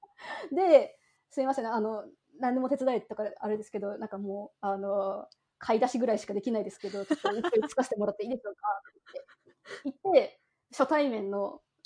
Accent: Machida, Tokyo, Japan; 私が生まれ育った町がですね、割とこう近くにラブホテルが多いところだったんですよ

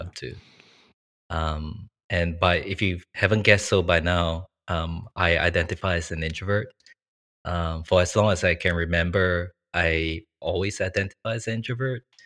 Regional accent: Singapore; moved away as an adult; now in Sydney, Australia; I was originally from Singapore

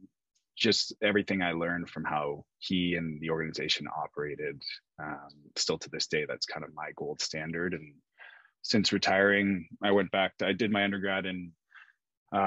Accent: Ajax, Ontario, Canada; moved away as an adult; also born or lived in Amherst, Massachusetts / Sweden; I grew up just outside of Toronto in Ajax

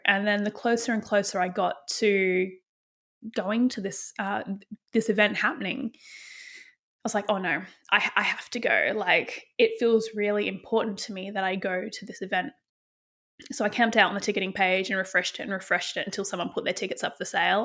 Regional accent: Bunbury, Western Australia, Australia; growing up in Western Australia in a place called Bunbury

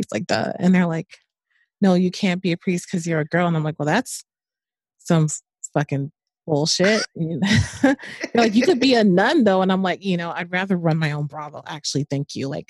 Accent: New Orleans, Louisiana, United States; moved away as an adult; I was born in New Orleans, Louisiana. I left there when I was 18

